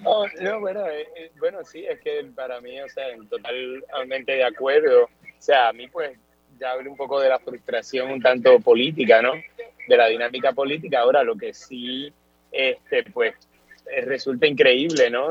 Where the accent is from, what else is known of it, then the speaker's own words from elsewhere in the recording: Puerto Rico; now in United States; sí sigo siendo este, puertorriqueño, la, la, referencia cultural sigue siendo Puerto Rico